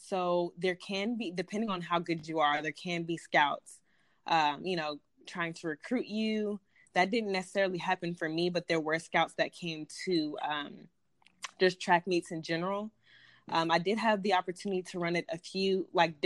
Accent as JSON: {"language": "English", "town": "Riverdale", "region": "Georgia", "country": "United States", "tie": "born or raised there", "said": "I grew up in Riverdale, Georgia, which is a lower income community"}